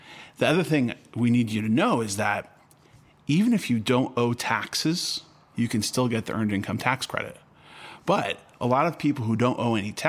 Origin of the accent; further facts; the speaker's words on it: California, United States; I grew up in California